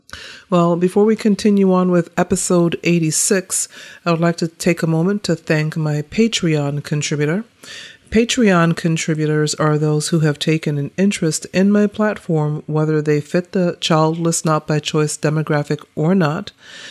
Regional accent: North Carolina, United States; also born or lived in Bucharest, Romania; now in Washington, D.C., United States; part of that stems from the fact that I was adopted from Bucharest, Romania as a child. Apart from my salvation, being adopted is the greatest gift I've ever received. I grew up in North Carolina with five adopted siblings from Eastern Europe

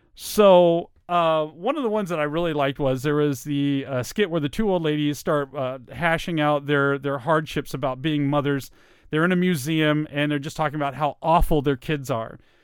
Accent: Virginia, United States; accent: Southern; also born or lived in Germany; I had a really Southern accent. I was born and raised in Virginia

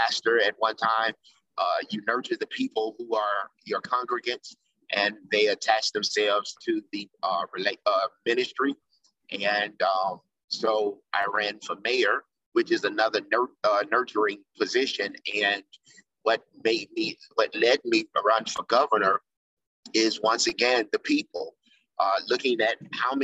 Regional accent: Memphis, Tennessee, United States; also born or lived in Chicago; I came to back to Memphis, which is my hometown

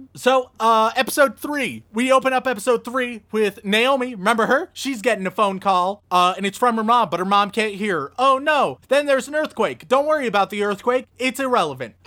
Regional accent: United States; I'm an American

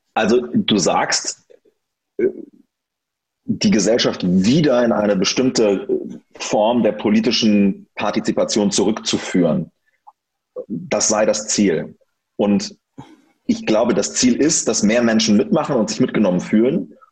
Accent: near Göttingen, Lower Saxony, Germany; also born or lived in Wolfenbüttel / Hamburg; ich bin da 1989 geboren und ähm, habe dann da gelebt, bis ich sieben Jahre alt war

